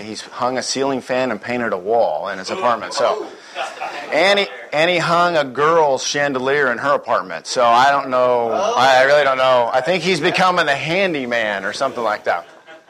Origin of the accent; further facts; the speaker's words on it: Texas, United States; And even though I'm from Texas and I'm a salesman, I'm very slow, I do speak rather quickly.